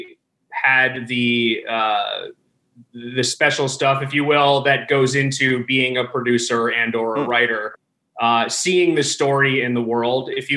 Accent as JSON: {"language": "English", "region": "South Florida", "country": "United States", "tie": "born or raised there", "said": "I grew up in South Florida"}